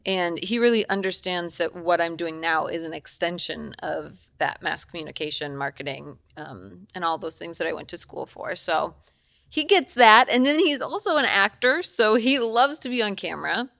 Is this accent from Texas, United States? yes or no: no; Eden Prairie, Minnesota, United States; now in Los Angeles, United States; I'm from Minnesota. I grew up in Minnesota